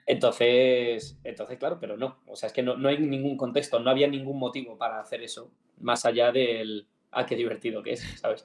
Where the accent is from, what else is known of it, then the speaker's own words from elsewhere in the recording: Madrid, Community of Madrid, Spain; somos madrileños